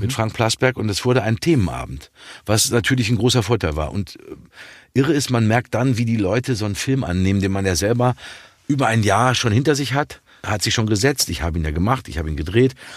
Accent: Dortmund, North Rhine-Westphalia, Germany; als Dortmunder Junge damit aufgewachsen

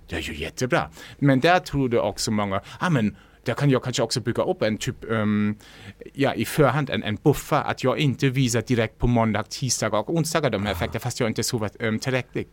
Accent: Lübeck, Schleswig-Holstein, Germany; Swedish is a second language; moved away as an adult; now in Sweden; Som man kanske också hör, jag kommer inte från Sverige. Jag mm. kommer från norra Tyskland, Lübeck

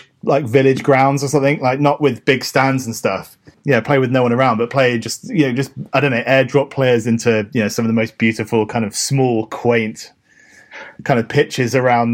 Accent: Guernsey; we come from Guernsey.

